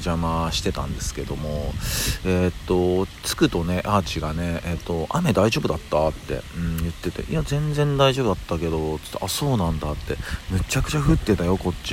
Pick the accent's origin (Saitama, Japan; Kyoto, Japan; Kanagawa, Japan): Kyoto, Japan; now in Tokyo, Japan; 実はですね僕京都出身なんですよ、うんまあ、京都出身で、えー、っとまあ、転勤転校を繰り返して、でまあ、え最終に最終の着地が東京になってるんですけど